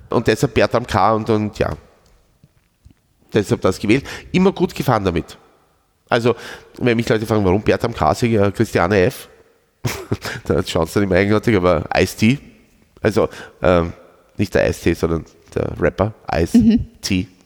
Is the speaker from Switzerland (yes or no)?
no; Schwechat, Lower Austria, Austria; Ich bin aus Schwächert.